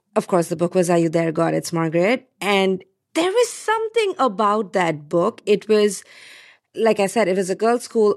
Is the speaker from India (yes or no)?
yes; India; moved away; I was growing up in India